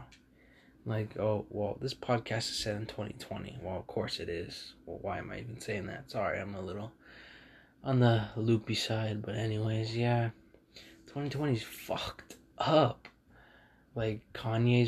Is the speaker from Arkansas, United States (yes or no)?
no; California, United States; I'm from California